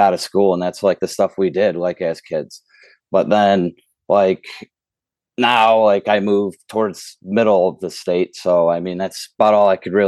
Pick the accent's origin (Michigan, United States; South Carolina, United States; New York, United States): Michigan, United States; the Thumb; I grew up in the Thumb